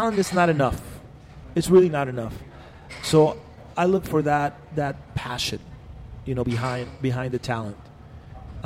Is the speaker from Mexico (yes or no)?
yes; Mexico; moved away as an adult; also born or lived in Cancun, Mexico; now in Los Angeles, United States; I studied philosophy and literature and anthropology when I was in Mexico. And then I was in a punk band in my hometown called …